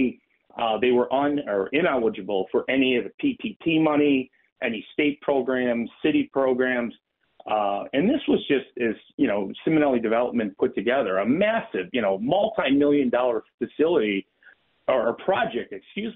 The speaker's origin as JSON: {"language": "English", "region": "Western New York", "country": "United States", "tie": "born or raised there", "said": "Western New York is my hometown"}